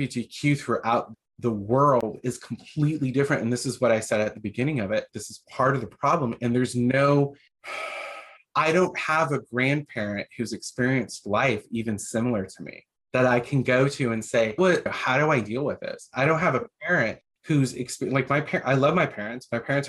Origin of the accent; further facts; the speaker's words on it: Iowa, United States; growing up in Iowa in the backwoods of nowhere in a town that nobody's heard